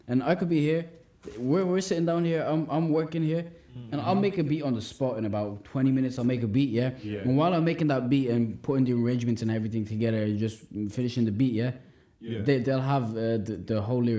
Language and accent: English; Ireland; Growing up in Ireland, you know, born and raised in Ireland, and I'm like, the culture here is all based around all this other stuff.